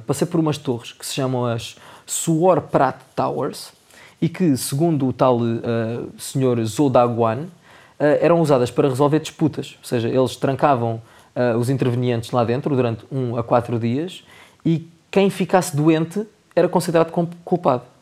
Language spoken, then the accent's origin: Portuguese; Portugal; quando os portugueses estão a falar inglês, toda a gente sabe qual é o sotaque que a gente tem